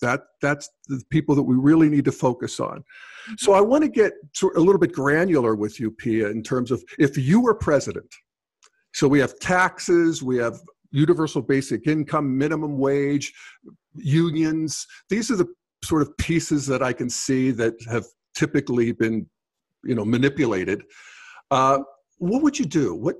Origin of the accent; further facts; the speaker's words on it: Steel Valley of Western Pennsylvania, United States; I grew up in the Steel Valley of Western Pennsylvania, which is really decimated at this point.